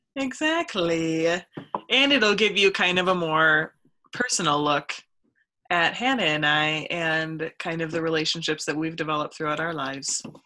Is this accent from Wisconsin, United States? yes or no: yes; Stanley, Wisconsin, United States; i was from a really really tiny town i was from stanley wisconsin